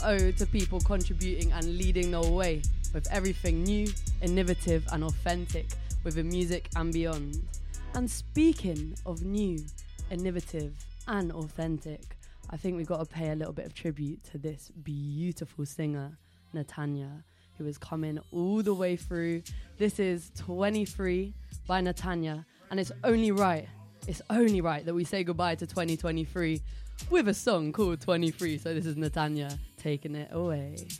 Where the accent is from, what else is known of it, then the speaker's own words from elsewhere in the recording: Ireland; Being Irish myself